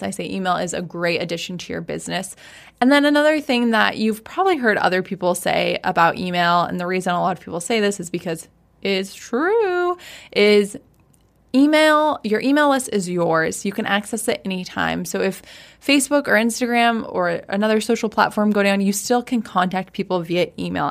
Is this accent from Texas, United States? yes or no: no; Washington, United States; moved away as an adult; also born or lived in San Diego / Maui; ended up back in Washington, where we grew up.